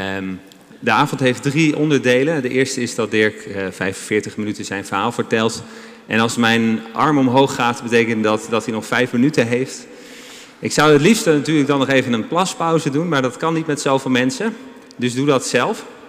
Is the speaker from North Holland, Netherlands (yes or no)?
yes; Amsterdam, North Holland, Netherlands; ons als Amsterdammers